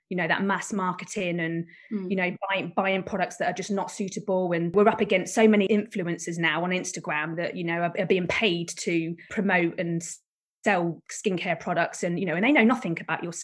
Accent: Buckinghamshire, South East England, United Kingdom; I'm from Buckinghamshire

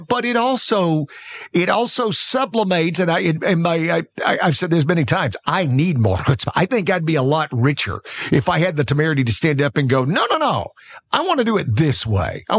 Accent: South Alabama, United States; I'm a kid from South Alabama.

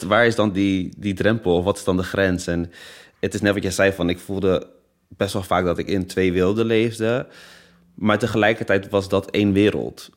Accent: Netherlands; Ik ben geboren in Nederland, ik spreek Nederlands

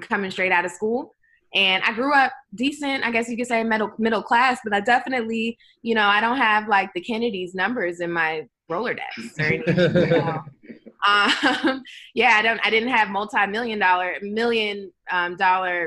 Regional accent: Maryland, United States; moved away; also born or lived in Georgia; my home state of Maryland

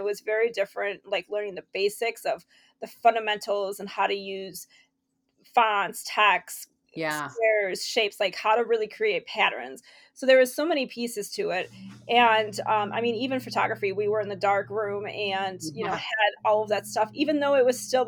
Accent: Rochester, New York, United States; moved away; also born or lived in Tennessee / Ohio; I'm from Rochester, New York.

